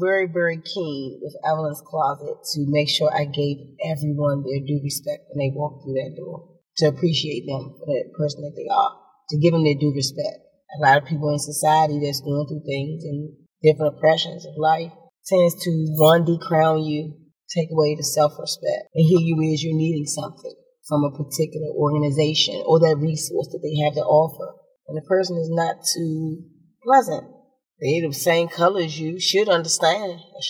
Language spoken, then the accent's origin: English; Washington, District of Columbia, United States; I grew up again in Southeast. I lived in Park Southern